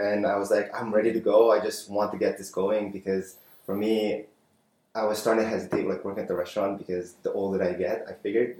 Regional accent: Winnipeg, Manitoba, Canada; moved away as an adult; also born or lived in Philippines; now in Vancouver, Canada; growing up in Winnipeg

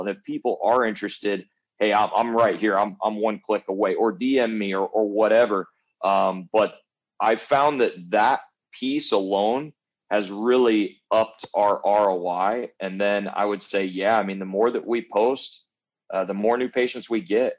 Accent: Jacksonville, Illinois, United States; moved away as an adult; also born or lived in Chesterfield, Missouri; now in Dallas, United States; my hometown, Jacksonville, Illinois.

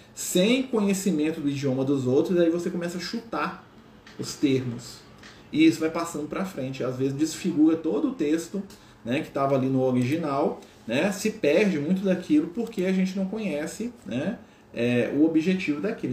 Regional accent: Minas Gerais, Brazil; accent: mineiro; Então, eu falo uai, né? Eu falo trem, eu falo nós vai, nós vem, né? Que é o nosso sotaque aqui de Minas Gerais

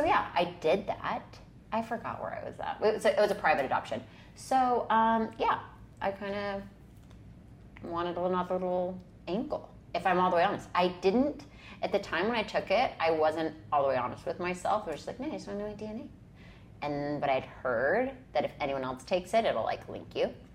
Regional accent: Utah, United States; A Mormon from Utah

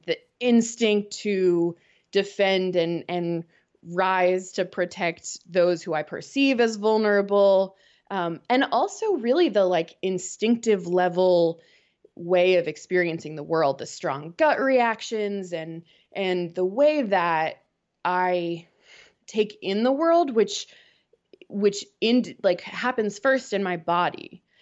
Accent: outside of Boston, Massachusetts, United States; moved away as an adult; now in Winston-Salem, United States; I grew up outside of Boston and, um, moved down to North Carolina when Wake Forest offered me the job

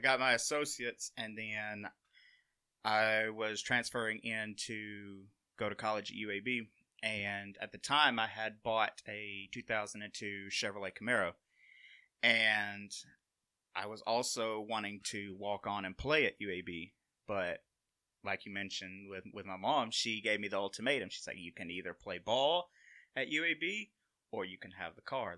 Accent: Sumiton, Alabama, United States; I'm originally from Summiton, Alabama

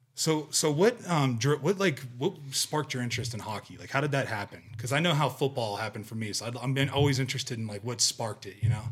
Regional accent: Ohio, United States; moved away; I grew up with whitetail in Ohio

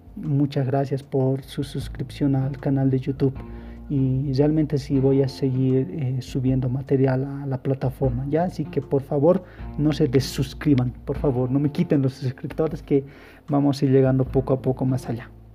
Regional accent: El Alto, La Paz, Bolivia; yo soy de aquí, del Alto, si me estás escuchando de otro departamento y si me estás escuchando de otro país, pues soy de Bolivia.

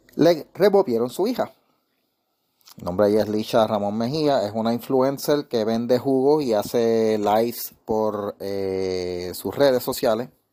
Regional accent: Puerto Rico; yo soy de Calle

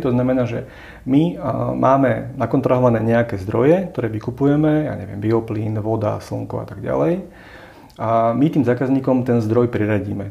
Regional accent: Slovakia; ako sme my Slováci

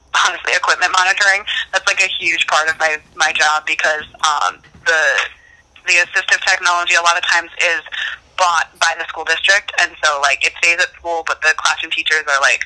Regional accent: Pennsylvania, United States; moved away as an adult; also born or lived in New Jersey; I was from Pennsylvania

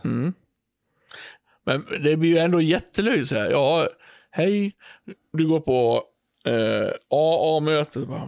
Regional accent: Björbo, Dalarna County, Sweden; also born or lived in Borlänge; Där jag kommer ifrån, eh, den lilla byn Björbo, där vi har ett lustigt ja. språk

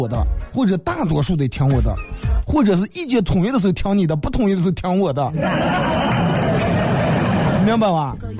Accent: Northeast China, China; 二哥，呃，带我一个朋友，夏天时候带我一个朋友回我们老家，老家在东北，然后看到一个铁栏杆的时候。

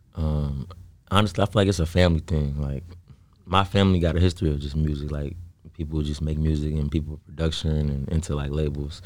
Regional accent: South Holland, Illinois, United States; I, I was, um, born and raised in South Holland

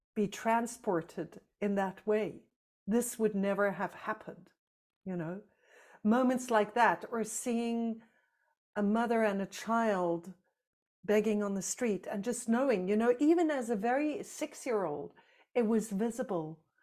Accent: South Africa; moved away; I grew up in South Africa under apartheid.

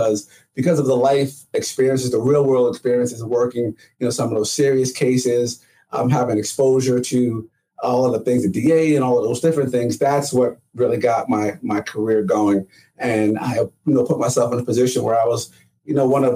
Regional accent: New Jersey, United States; moved away as an adult; now in Georgia, United States; I'm a Jersey boy

